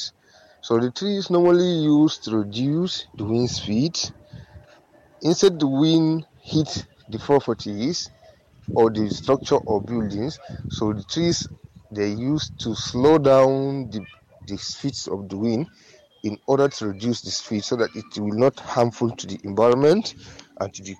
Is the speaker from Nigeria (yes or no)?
yes; Yobe, Nigeria; I am from Yobe State of Nigeria